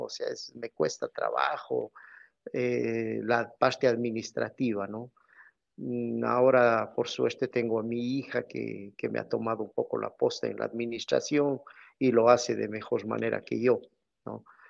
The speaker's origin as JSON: {"language": "Spanish", "town": "Cuenca", "region": "Azuay", "country": "Ecuador", "said": "Soy de Ecuador, de la ciudad de Cuenca"}